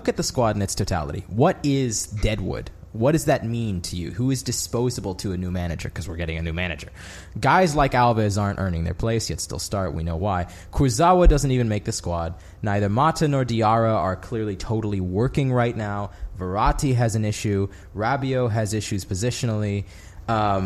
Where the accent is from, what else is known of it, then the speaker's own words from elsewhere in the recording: United States; I'm American